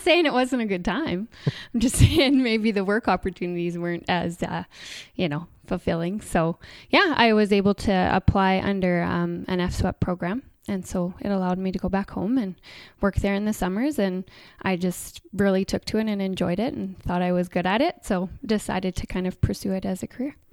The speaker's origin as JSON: {"language": "English", "town": "Coutts", "region": "Alberta", "country": "Canada", "tie": "born or raised there", "moved": "yes", "said": "I grew up in Coots"}